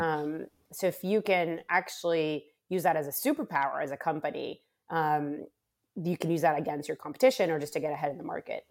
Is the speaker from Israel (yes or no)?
yes; Rehovot, Central District, Israel; moved away as an adult; also born or lived in Bay Area, California / Monte Carlo; I am originally from Israel, so I was born and raised um, uh, actually on a, a, university campus called the Weizmann Institute of Science